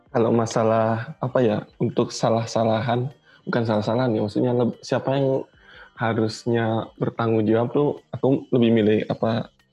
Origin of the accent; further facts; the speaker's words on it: Surabaya, East Java, Indonesia; now in Jakarta, Indonesia; aku kan dari Surabaya and but now I'm live in I live in Jakarta